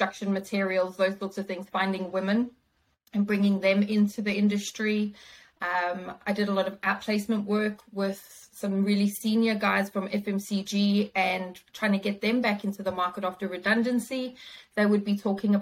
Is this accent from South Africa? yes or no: yes; South Africa; moved away as an adult; now in Australia; I grew up in South Africa